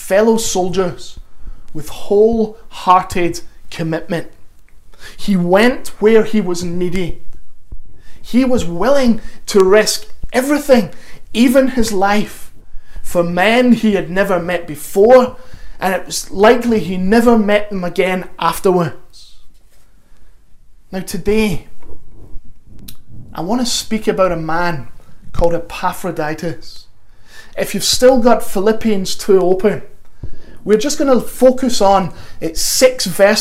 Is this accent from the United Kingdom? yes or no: yes; Glasgow, Scotland, United Kingdom; also born or lived in North London; now in London, United Kingdom; my accent is very much not North London. I'm originally from Glasgow